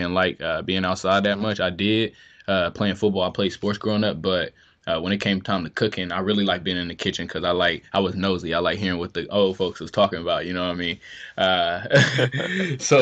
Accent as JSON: {"language": "English", "town": "Columbus", "region": "Ohio", "country": "United States", "tie": "born or raised there", "also_born_or_lived": "Bluefield, West Virginia", "said": "me and my family, we moved here from Bluefield, West Virginia in 2000. And from there, we lived on the south side of Columbus for a couple years"}